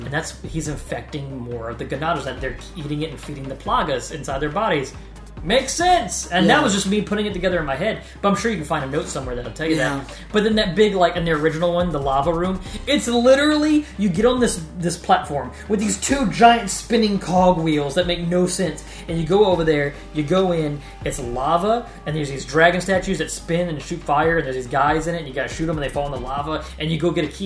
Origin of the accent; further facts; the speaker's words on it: Louisiana, United States; We're from Louisiana